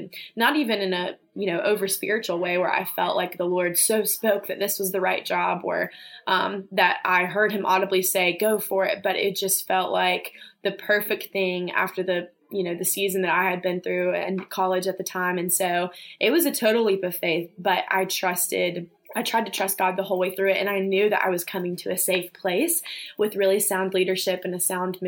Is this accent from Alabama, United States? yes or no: yes; Birmingham, Alabama, United States; moved away as an adult; now in Charlotte, United States; I am from Birmingham, Alabama. I was born there, lived there my whole life